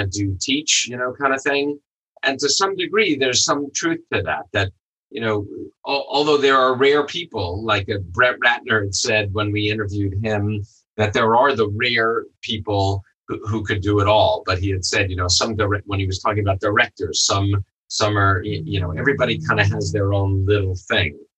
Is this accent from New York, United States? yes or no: yes; New York, United States; moved away; I'm a New Yorker originally